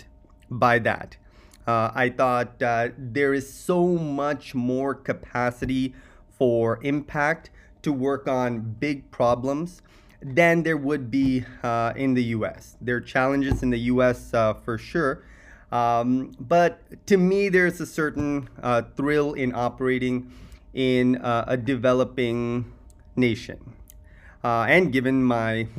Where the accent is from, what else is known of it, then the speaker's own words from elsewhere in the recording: Silicon Valley, California, United States; moved away as an adult; now in India; I grew up in Silicon Valley